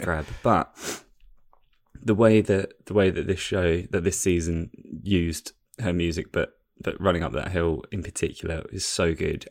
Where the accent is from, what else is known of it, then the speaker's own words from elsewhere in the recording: England, United Kingdom; I'm an Englishman